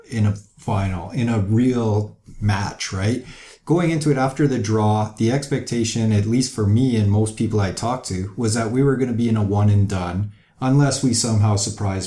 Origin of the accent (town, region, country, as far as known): Canada